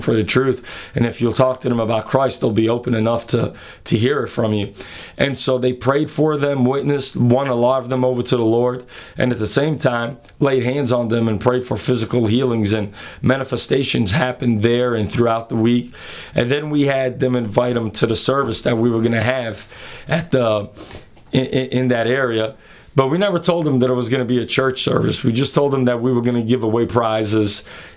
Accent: Massachusetts, United States; my hometown where I grew up in the state of Massachusetts

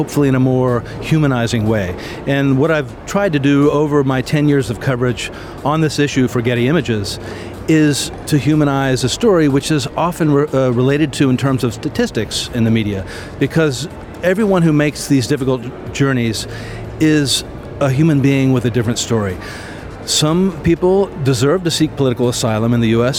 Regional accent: United States; moved away as an adult; also born or lived in Latin America / Mexico; I'm an American

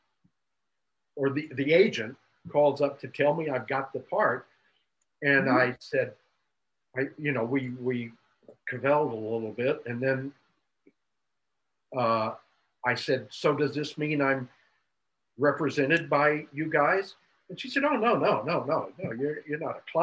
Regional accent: Texas, United States; also born or lived in Wyoming; I was born in Wyoming and moved to Texas when I was 6 months old.

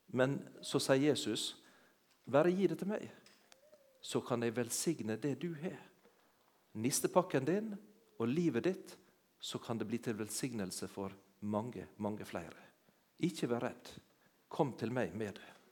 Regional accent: Sunnmøre, Møre og Romsdal, Norway; moved away; also born or lived in Jæren; jeg har ikke vokst opp på Jæren, det hører dere når jeg snakker. Men jeg, heimplassen min den er på ei øy ute i havet, på Sunnmøre.

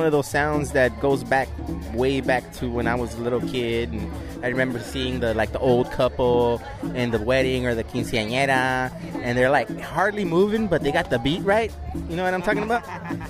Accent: Los Angeles, California, United States; moved away as an adult; now in Oakland, United States; I'm from South Central Los Angeles, but I've been in Oakland for about 12 years.

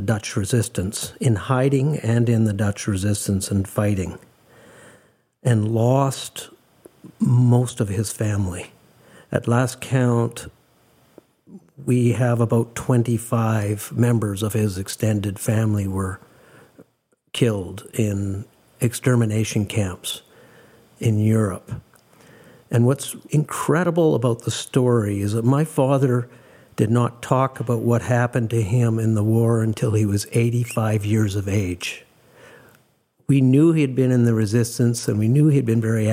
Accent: Calgary, Alberta, Canada; on May 27th, 1953, for better or worse, I was born in Calgary

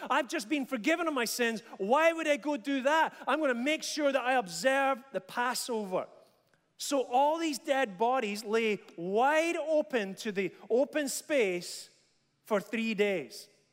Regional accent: Dundee, Scotland, United Kingdom; When I was about five or six years old, uh, growing up in Dundee

